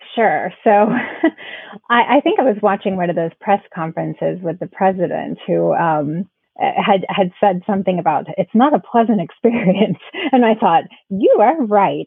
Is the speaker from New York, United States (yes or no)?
no; Florida, United States; now in South Carolina, United States; we're originally from Florida. So um, after moving a couple states up